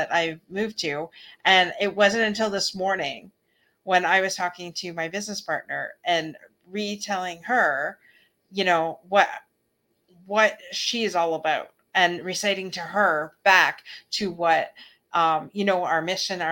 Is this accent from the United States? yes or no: no; Canada; we're from Canada